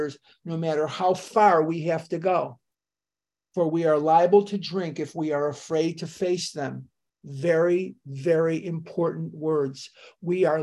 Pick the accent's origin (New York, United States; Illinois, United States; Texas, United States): Illinois, United States; Chicago; moved away; I'm born and raised in Chicago, as you know, and I was still living there at this time